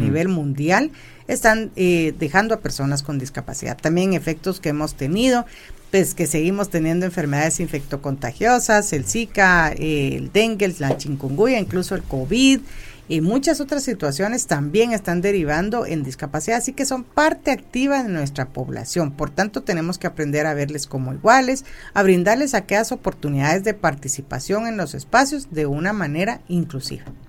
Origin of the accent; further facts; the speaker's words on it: Guatemala; como guatemaltecos